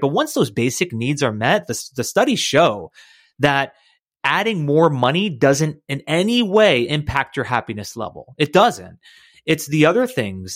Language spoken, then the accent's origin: English; United States; I grew up right in the United States